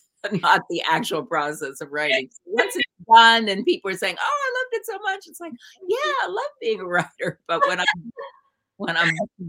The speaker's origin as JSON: {"language": "English", "region": "New Jersey", "country": "United States", "said": "Pizza. I'm from New Jersey. We're the center of the pizza universe."}